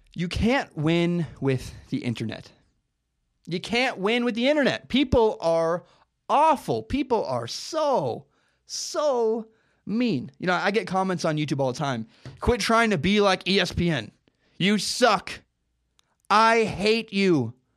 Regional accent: Portland, Oregon, United States; I'm from Portland, Oregon

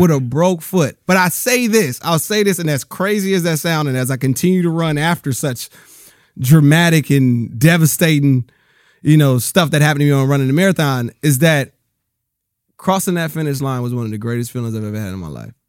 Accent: Rialto, California, United States; also born or lived in Bellflower, California / Compton, California; I grew up in Rialto, California.

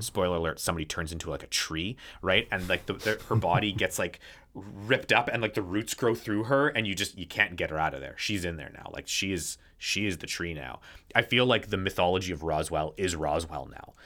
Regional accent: Canada; I'm Canadian.

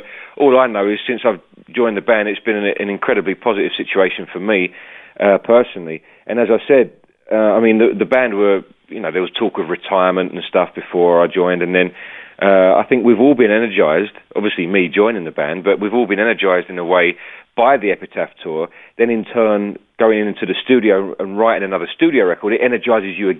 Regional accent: United Kingdom; being a Brit

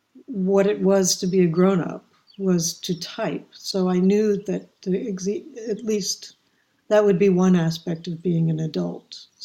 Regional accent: Palo Alto, California, United States; also born or lived in Chevy Chase, Maryland; I'm an academic brat. I grew up on college campuses all over America, but mostly I grew up in Stanford. My father was teaching at Stanford in Palo Alto, California, and then we moved to D.C., we were in Chevy Chase, Maryland.

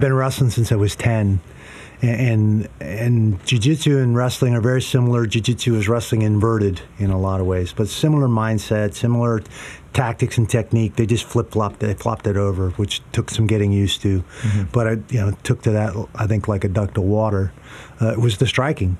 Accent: Seattle, Washington, United States; I grew up in Seattle.

